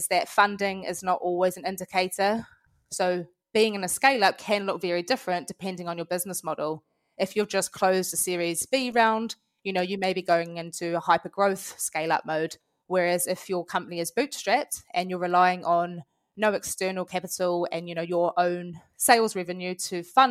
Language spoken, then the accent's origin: English; New Zealand; accent: Kiwi; moved away as an adult; now in London, United Kingdom; As you can probably tell from my accent, I am a Kiwi. I've moved over to London about 5 years ago from New Zealand.